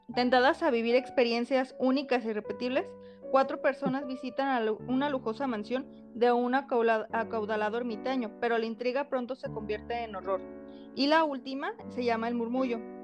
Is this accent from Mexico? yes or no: yes; Mexico; nos representan como mexicanos